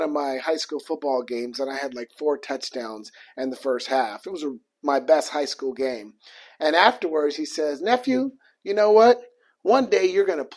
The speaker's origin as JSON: {"language": "English", "town": "Portland", "region": "Oregon", "country": "United States", "said": "I'm from Portland, Oregon, so my entire family is there"}